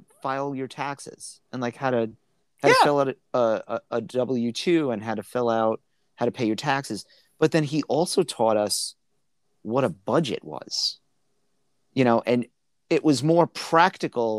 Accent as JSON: {"language": "English", "town": "New York City", "region": "New York", "country": "United States", "tie": "born or raised there", "said": "growing up in Brooklyn"}